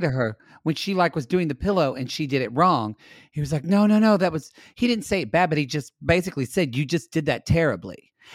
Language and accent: English; United States; as an American